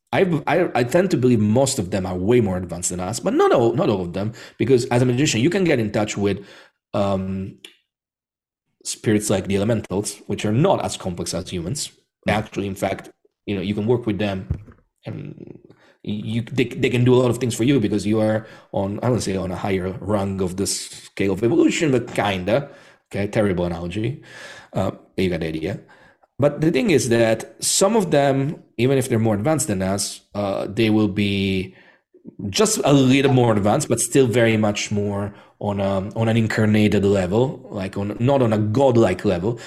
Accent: Rome, Lazio, Italy; I'm Italian, so I was born and bred in Rome.

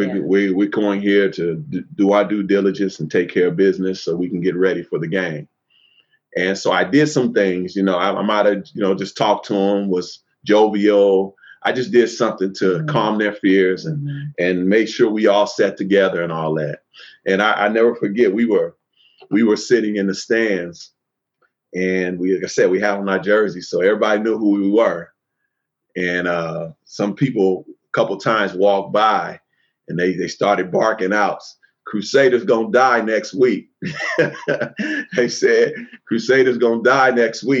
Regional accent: Oakland, California, United States; I grew up in Oakland

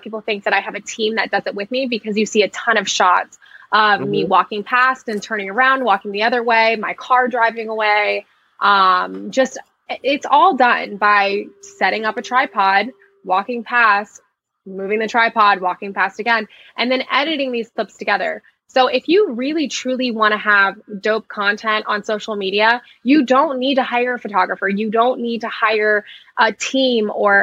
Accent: Florida, United States; also born or lived in New Jersey; I grew up in a small town in Florida

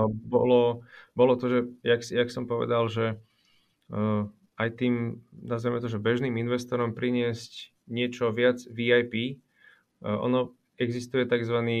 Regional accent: Komárno, Nitra Region, Slovakia; a ja som z Komárna, tak ako ty pôvodom.

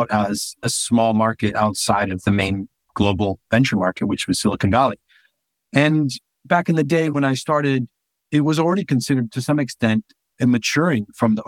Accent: Honduras; also born or lived in United States; now in United Kingdom; I'm from Honduras, I wasn't able to stay in the US with the visa that I had

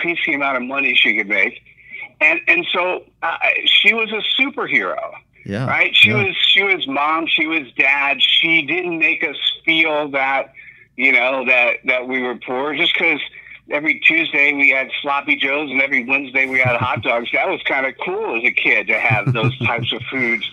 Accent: New Jersey, United States; moved away as an adult; also born or lived in New York / Miami; my formative years in New Jersey.

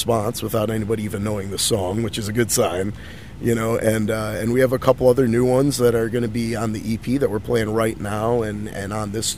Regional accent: Chicago, Illinois, United States; now in Los Angeles, United States; I'm originally from Chicago

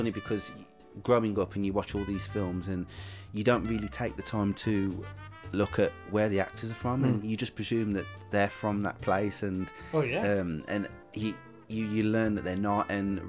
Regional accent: Dudley, West Midlands, United Kingdom; also born or lived in West Bromwich / Brighton; I'd say, I'm from Dudley or I'm from West Brom, and they'd be like, where's that? And I'm like, oh, it's near Birmingham.

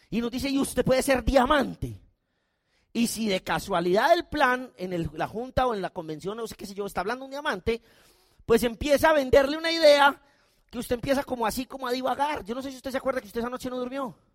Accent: Colombia; O sea, yo no soy soldado, yo soy un colombiano, no tengo nada que ver, pero a mí me dio miedo.

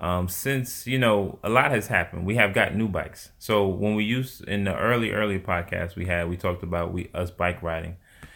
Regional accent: Atlanta, Georgia, United States; born there; I was born in Atlanta.

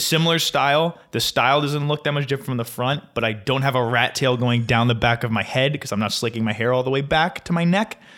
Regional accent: Flemington, New Jersey, United States; Costco has taken over my hometown

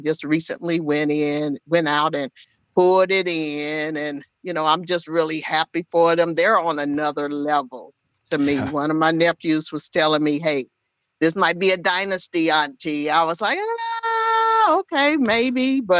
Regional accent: Kansas City, Missouri, United States; I'm born and raised in Kansas City, Missouri.

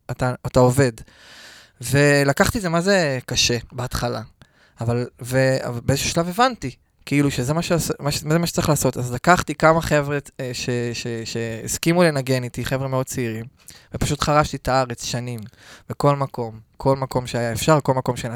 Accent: Netanya, Central District, Israel; אני מנתניה. נתניה במקור.

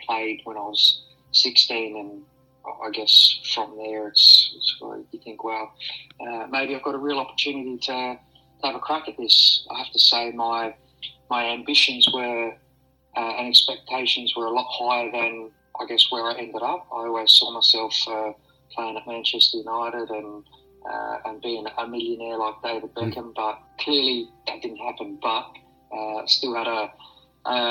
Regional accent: Adelaide, South Australia, Australia; also born or lived in Perth; So Salisbury Park my whole life, well, and Elizabeth Vale

